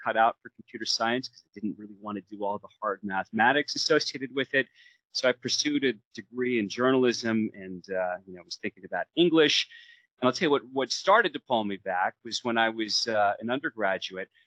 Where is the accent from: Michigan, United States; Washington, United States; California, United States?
Washington, United States; Seattle; growing up in Seattle in the 80s